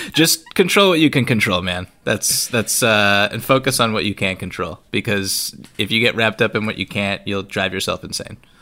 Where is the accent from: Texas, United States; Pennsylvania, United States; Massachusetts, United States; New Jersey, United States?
Massachusetts, United States; Boston; growing up around Boston